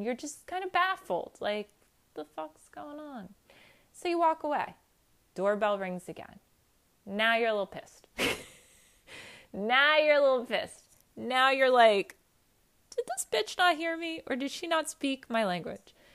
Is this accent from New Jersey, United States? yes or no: yes; New Jersey, United States; straight from New Jersey